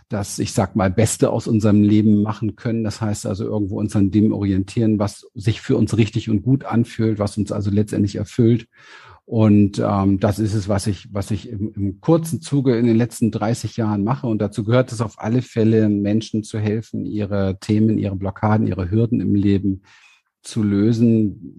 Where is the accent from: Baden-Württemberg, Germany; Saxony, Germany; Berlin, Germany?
Berlin, Germany; born there; Ich bin geboren in Berlin, mhm. an der Berliner Mauer auf der Westseite